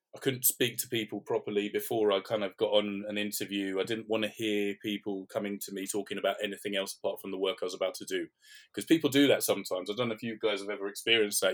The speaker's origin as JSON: {"language": "English", "region": "London", "country": "United Kingdom", "tie": "born or raised there", "said": "I'm from North London, so grew up in and around kind of the Tottenham area"}